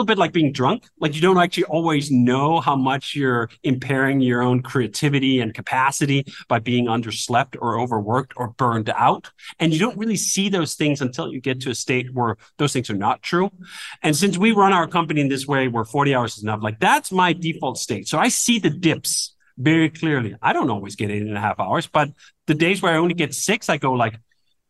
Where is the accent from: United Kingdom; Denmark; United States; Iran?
Denmark; moved away; I come from Denmark originally, where this culture is quite foreign